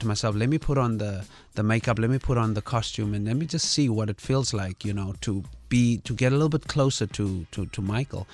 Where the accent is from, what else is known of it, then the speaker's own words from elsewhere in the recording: Kimberley, Northern Cape, South Africa; I'm born and raised in, uh, Kimberley, Northern Cape